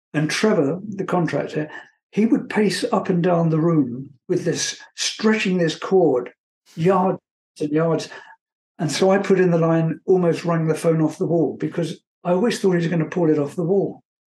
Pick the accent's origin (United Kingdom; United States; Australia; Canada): United Kingdom; England; moved away as an adult; also born or lived in Munich, Germany; I was from England